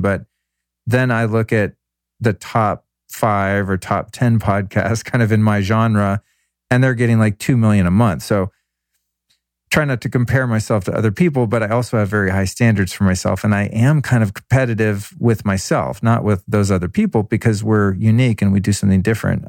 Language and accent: English; Denver, Colorado, United States; now in Los Angeles, United States; I was born in Denver on that day in 1970.